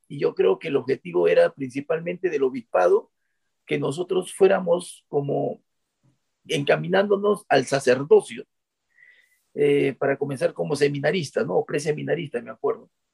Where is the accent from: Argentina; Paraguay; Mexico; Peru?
Peru; moved away as an adult; now in Japan; los peruanos tenemos esa, ese instinto